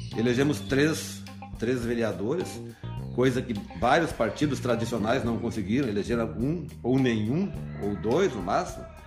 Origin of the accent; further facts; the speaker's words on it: Antônio Juiz, Rio Grande do Sul, Brazil; also born or lived in Santo Ângelo; eu sou um filho de Antônio Juiz, nasci no Antônio Juiz, vim para Santo Ângelo logo com 11 anos de idade